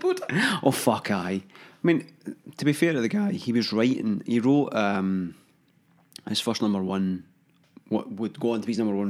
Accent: Hamilton, Scotland, United Kingdom; I'm from Hamilton.

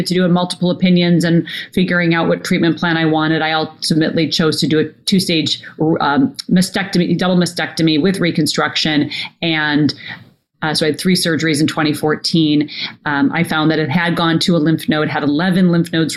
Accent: Minnesota, United States; when I was a little girl growing up in Minnesota

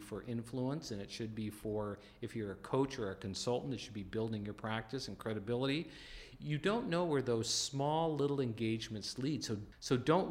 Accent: North Dakota, United States; I grew up in the North Dakota Plains

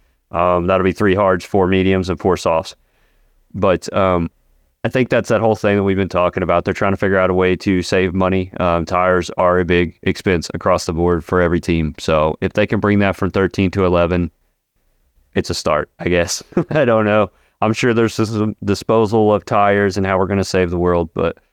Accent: Budapest, Hungary; Oh, well, it's because I'm from Hungary.

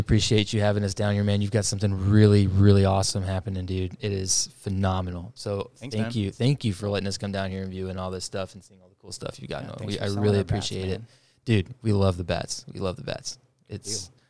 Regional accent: San Antonio, Texas, United States; I'm from San Antonio.

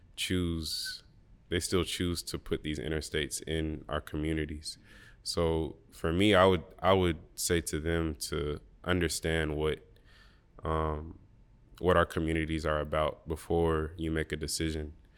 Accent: Birmingham, Alabama, United States; I grew up in Birmingham, Alabama

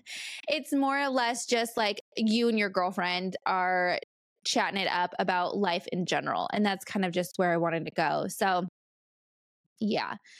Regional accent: California, United States; moved away as an adult; also born or lived in Bay Area, California / Arizona; now in North Carolina, United States; I'm been born and raised in California

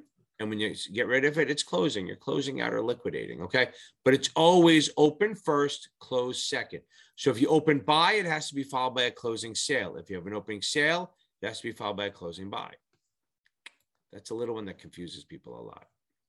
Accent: Ireland; Now, remember, I'm Irish.

